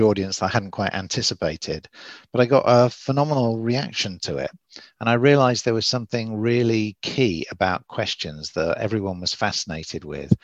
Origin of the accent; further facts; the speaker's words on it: Oxford, South East England, United Kingdom; now in Southern California, United States; as you can probably tell from the accent, I'm English from Oxford, but I do live in Southern California